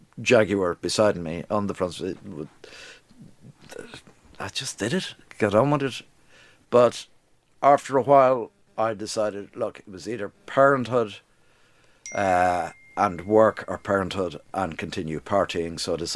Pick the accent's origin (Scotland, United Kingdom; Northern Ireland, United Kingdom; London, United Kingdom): London, United Kingdom; born there; London was great. I was born in London, but London isn't a great place, I would think, to bring up kids.